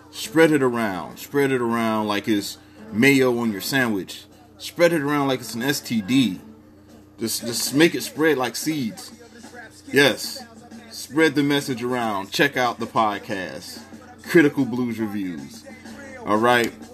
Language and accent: English; Mississippi, United States; now in New York City, United States; You see, I come from Mississippi. I was young and running wild. Ended up in New York City.